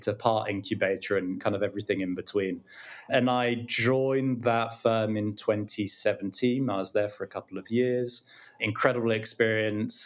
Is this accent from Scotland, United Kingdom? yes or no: no; London, United Kingdom; I grew up in London. I'm from London, born here, educated here